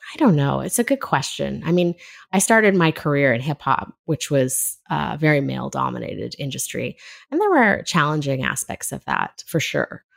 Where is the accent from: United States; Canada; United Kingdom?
Canada; Left Coast, British Columbia; kind of strange mix that I grew up in on the Left Coast